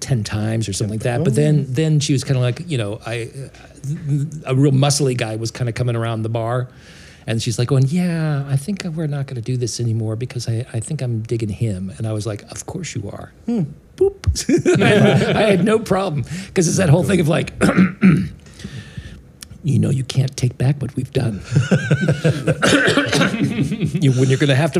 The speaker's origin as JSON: {"language": "English", "town": "Simi Valley", "region": "California", "country": "United States", "tie": "born or raised there", "said": "I grew up in Simi Valley"}